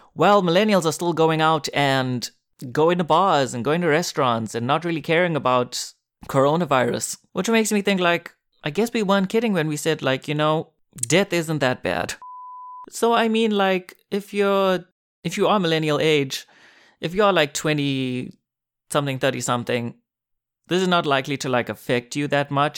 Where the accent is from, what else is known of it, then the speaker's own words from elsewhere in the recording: South Africa; moved away as an adult; now in Korea; South Africa, my home country